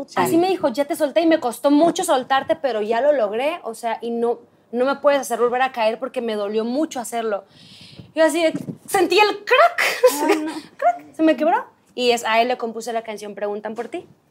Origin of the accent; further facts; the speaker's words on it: Culiacán, Sinaloa, Mexico; moved away as an adult; now in Mexico City, Mexico; soy de Culiacán